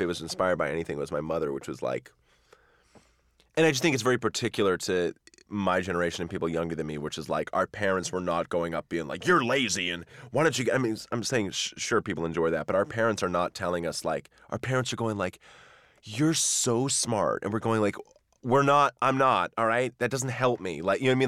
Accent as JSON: {"language": "English", "area": "near Wenham Lake", "region": "Massachusetts", "country": "United States", "tie": "born or raised there", "said": "near where I grew up. And actually, back in, like, the sixteenth, seventeenth century, was known as the best ice in the world, and they would ship blocks of ice on sawdust back to England from Wenham Lake in Massachusetts"}